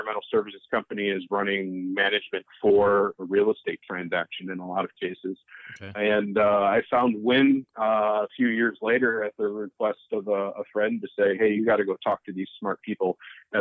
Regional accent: South Lyon, Michigan, United States; also born or lived in Pontiac, Michigan / Maine; now in Detroit, United States; My family, I grew up in South Lyon, which is far from the city.

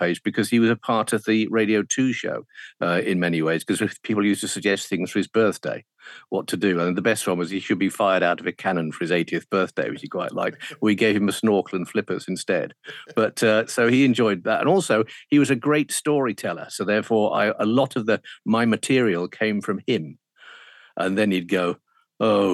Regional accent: Walsall, West Midlands, United Kingdom; moved away as an adult; also born or lived in Birmingham / Hull; At Walsall in the West Midlands

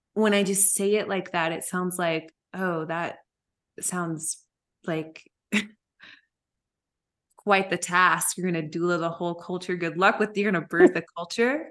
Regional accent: Memphis, Tennessee, United States; when we came back to Memphis

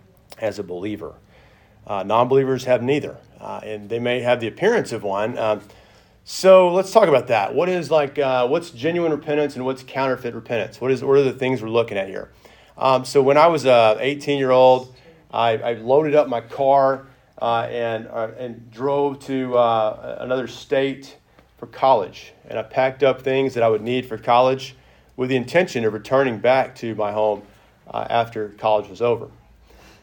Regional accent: Arkansas, United States; moved away as an adult; also born or lived in Texas; now in Tennessee, United States; I'm going from Arkansas to Tennessee with no intentions of ever coming back to Arkansas

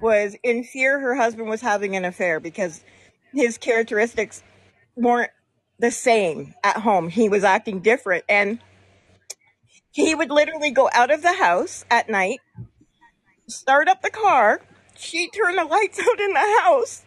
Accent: Lakefield, Ontario, Canada; I grew up in Lakefield

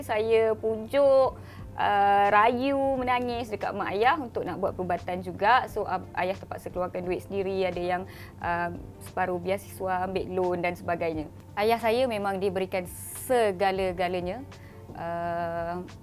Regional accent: Kuantan, Pahang, Malaysia; saya berasal daripada Kuantan Pahang

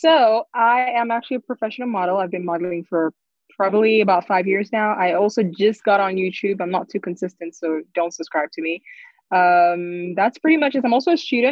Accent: South Africa; moved away as an adult; I'm originally from South Africa. I moved here not too long ago.

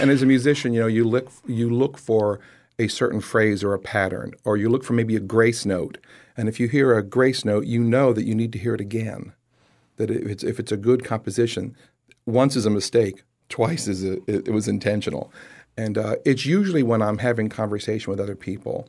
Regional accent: Lehigh Acres, Florida, United States; growing up in Lehigh Acres

